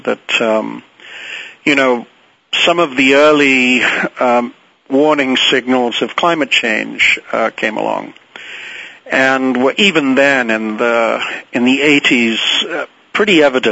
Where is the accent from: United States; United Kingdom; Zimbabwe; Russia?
United Kingdom; England; moved away; I grew up in England and went off to boarding school when I was 7 and was there 10 years